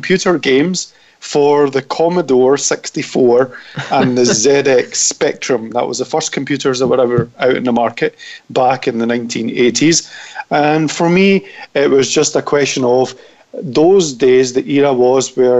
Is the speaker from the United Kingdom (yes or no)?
yes; Scotland, United Kingdom; accent: Scottish; now in London, United Kingdom; everybody does love my Scottish accent